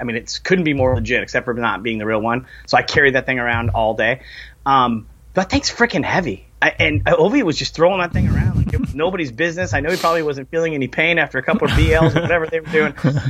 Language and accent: English; West Coast, United States; I grew up on the West Coast, so I grew up loving the Kings.